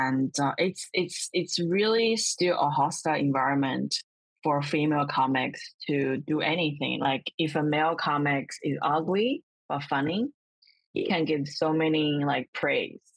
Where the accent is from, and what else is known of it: China; born or raised there